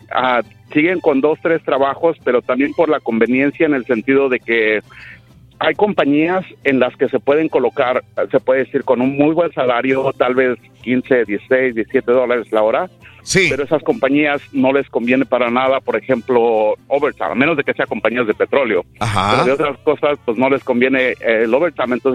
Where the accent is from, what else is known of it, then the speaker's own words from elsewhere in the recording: Mexico; cuando llegué aquí, pues, de allá de México, igual era de decir tres trabajos